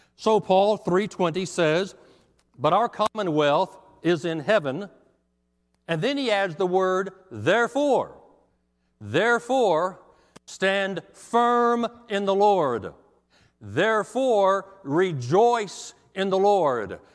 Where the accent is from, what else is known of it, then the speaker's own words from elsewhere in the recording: Texas, United States; also born or lived in Montgomery, Alabama; now in Tennessee, United States; I came from Texas, and it did take me a while. I, I moved to Alabama for five years in Montgomery